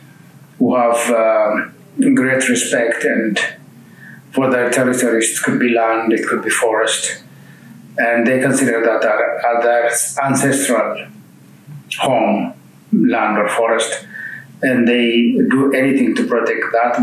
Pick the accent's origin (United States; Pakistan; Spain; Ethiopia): Ethiopia; I'm from Ethiopia